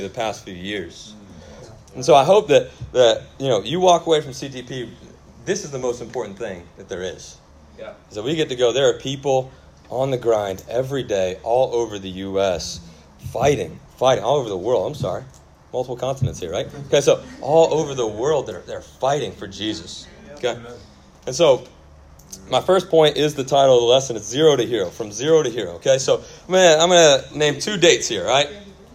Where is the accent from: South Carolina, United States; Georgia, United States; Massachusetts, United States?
Georgia, United States; Kennesaw; also born or lived in Auburn; I'm actually from Kennesaw, so that's where I grew up.